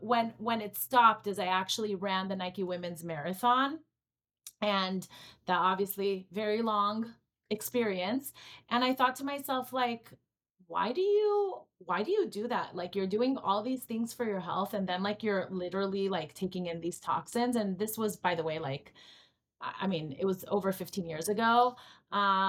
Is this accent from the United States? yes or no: no; Israel; moved away; I grew up in Israel